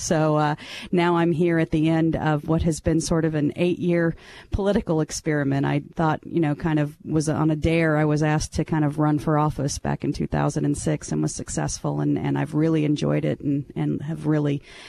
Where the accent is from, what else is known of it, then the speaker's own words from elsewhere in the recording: Branson, Missouri, United States; moved away; also born or lived in Kansas City, Missouri / Callaway County, Missouri; I grew up in Branson, Missouri, and my father was the elected prosecutor there for about 20 years